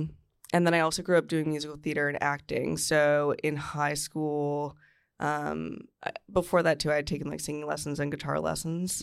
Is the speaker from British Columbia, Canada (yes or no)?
no; Newmarket, Ontario, Canada; Newmarket, Ontario